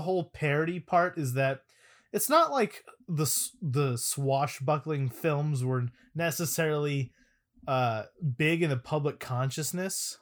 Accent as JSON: {"language": "English", "region": "Arizona", "country": "United States", "tie": "born or raised there", "said": "in my elementary school, uh, whenever there was either a rainy day or a heat advisory day, because I'm from Arizona"}